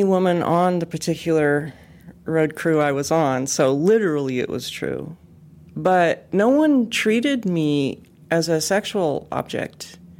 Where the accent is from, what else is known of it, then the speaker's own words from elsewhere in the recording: West Coast, United States; I think of it as energy too, but I'm from the West Coast, so I have to be careful about talking about energy.